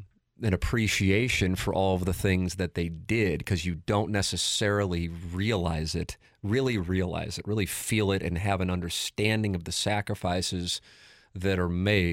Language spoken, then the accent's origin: English; St. Louis, Missouri, United States; It was a park in South City. Mm-hmm. Growing up in South City.